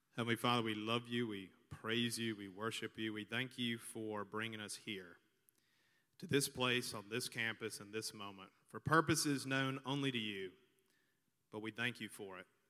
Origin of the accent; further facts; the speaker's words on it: Montgomery, Alabama, United States; also born or lived in San Diego, California / Virginia Beach, Virginia; we moved to Montgomery, Alabama when I was six years old because that's where he had grown up and I, and I was there ever since